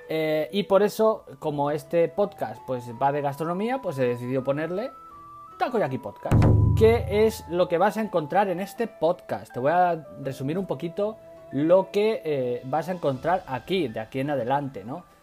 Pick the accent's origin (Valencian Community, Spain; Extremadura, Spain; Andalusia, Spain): Extremadura, Spain; Badajoz; moved away as an adult; now in Tokyo, Japan; Soy un cocinero español del sur de España, de Extremadura, concretamente de Badajoz, que vive en Japón hace tres años